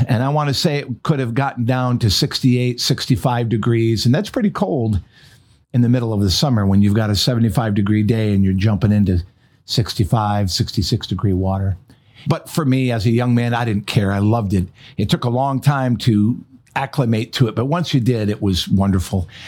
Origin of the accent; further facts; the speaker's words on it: Michigan, United States; moved away; also born or lived in North Carolina; which was my home state